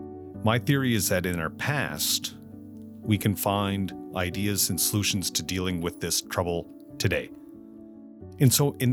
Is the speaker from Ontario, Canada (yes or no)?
no; Amherst, Nova Scotia, Canada; my experiences growing up and moving back to Amherst